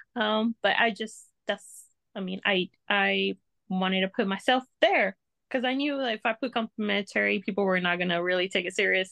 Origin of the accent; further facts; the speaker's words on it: Texas, United States; I am from Texas